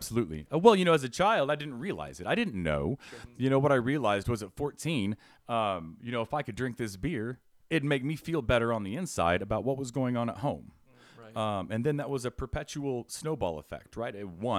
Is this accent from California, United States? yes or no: no; Fishers, Indiana, United States; So, growing up, I grew up in Fishers, right?